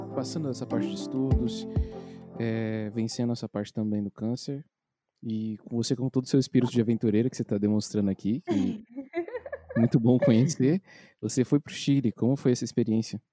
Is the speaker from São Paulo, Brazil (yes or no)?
yes; Itaquaquecetuba, São Paulo, Brazil; você é de Itacoaxetuba, igual eu e o Matheus